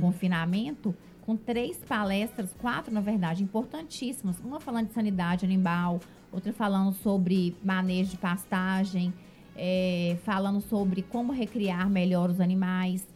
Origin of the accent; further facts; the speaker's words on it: Ipatinga, Minas Gerais, Brazil; moved away as an adult; also born or lived in Periquito; now in Governador Valadares, Brazil; morei na roça até seis anos de idade. Uhum. Depois que eu fui pra Ipatinga. E eu fui criada no meio da vaquejada